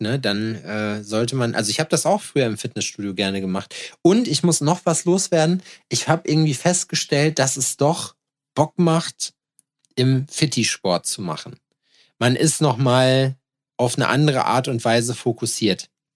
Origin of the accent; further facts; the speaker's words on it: Jena, Thuringia, Germany; ich aus Jena